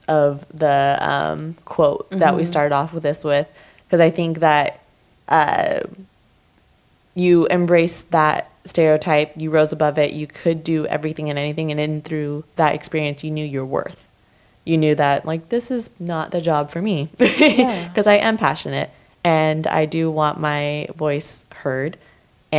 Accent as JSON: {"language": "English", "area": "Orange County", "region": "California", "country": "United States", "tie": "born or raised there", "said": "growing up in Orange County"}